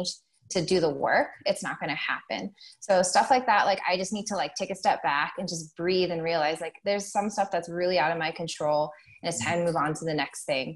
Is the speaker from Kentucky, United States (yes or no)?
no; Eastern Washington, United States; also born or lived in Seattle; I'm from Eastern Washington